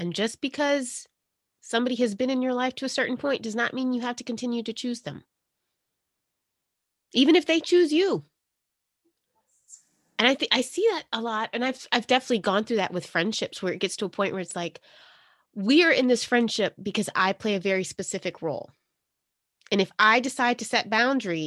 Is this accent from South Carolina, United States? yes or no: yes; South Carolina, United States; I grew up in South Carolina.